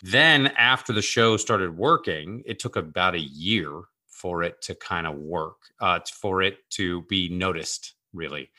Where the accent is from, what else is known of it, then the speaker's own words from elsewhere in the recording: Seattle, Washington, United States; now in Los Angeles, United States; I grew up in Seattle where half of the people, a, at a time when half the people worked at Boeing